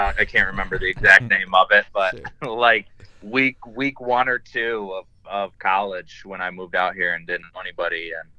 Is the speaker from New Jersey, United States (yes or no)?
no; Grand Rapids, Michigan, United States; moved away as an adult; now in Denver, United States; I'm from Grand Rapids, Michigan.